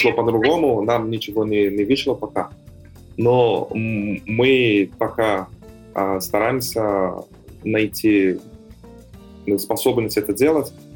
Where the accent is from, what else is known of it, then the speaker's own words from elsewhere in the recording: São Paulo, Brazil; Russian is a second language; moved away as an adult; now in Kazan, Russia; я сам из Сан-Паулу